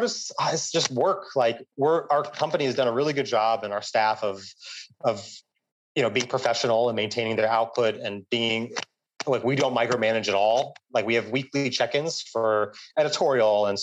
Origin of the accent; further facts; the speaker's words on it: United States; moved away as an adult; now in Vietnam; this far away from where everything started is now my home, way more than what I associate New York